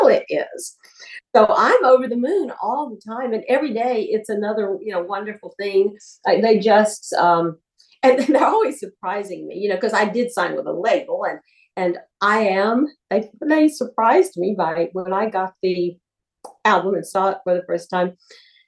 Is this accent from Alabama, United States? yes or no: yes; Alabama, United States; moved away; also born or lived in Los Angeles; I was from Alabama.